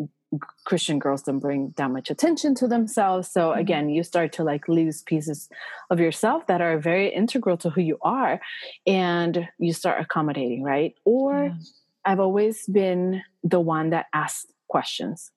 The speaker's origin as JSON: {"language": "English", "country": "Puerto Rico", "tie": "born or raised there", "also_born_or_lived": "Minnesota", "moved": "as an adult", "said": "I was born and raised in Puerto Rico"}